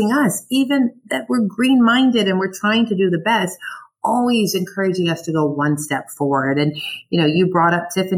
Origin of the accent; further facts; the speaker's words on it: Illinois, United States; moved away as an adult; now in California, United States; I grew up in Illinois